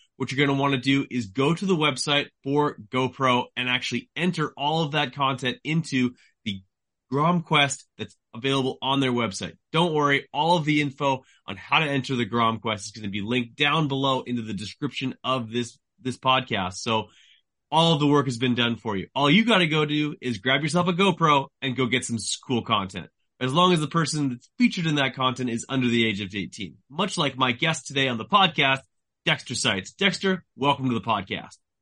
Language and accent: English; Canada; I am a Canadian journalist.